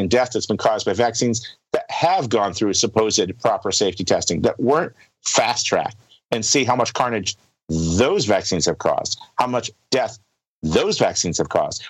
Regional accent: United States; as an American

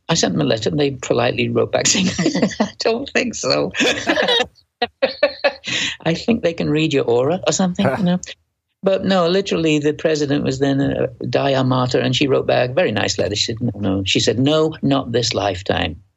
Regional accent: Manchester, North West England, United Kingdom; accent: Manchester; moved away; I'm from Manchester. We're both from Manchester

